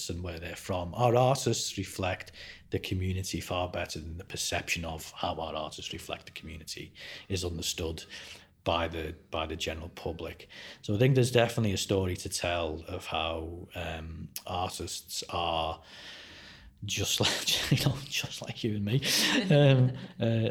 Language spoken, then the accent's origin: English; Liverpool, North West England, United Kingdom; moved away; I'm certainly from Liverpool, where I'm from, we have more visual art galleries per head of population than anywhere in the UK